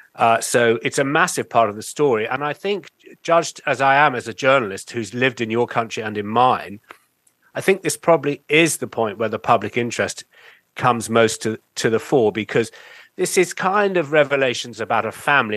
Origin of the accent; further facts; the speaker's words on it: United Kingdom; also born or lived in New York; as a British journalist